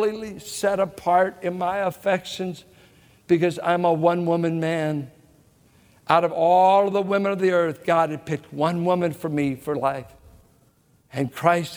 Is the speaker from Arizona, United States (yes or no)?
no; Richmond, California, United States; also born or lived in San Pablo, California; as a boy growing up in Richmond and San Pablo